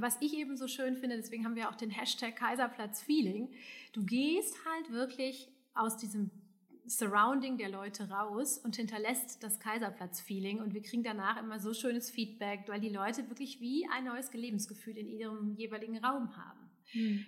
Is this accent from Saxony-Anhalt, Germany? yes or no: no; Hesse, Germany; now in Düsseldorf, Germany; also ich bin ja aus Hessen